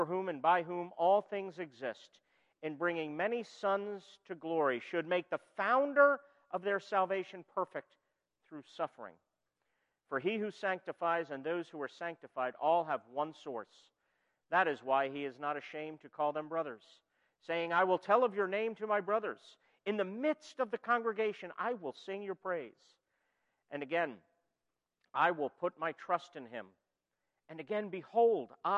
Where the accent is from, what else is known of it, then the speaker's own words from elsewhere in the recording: New York, United States; moved away; also born or lived in Philadelphia area; I'm originally from New York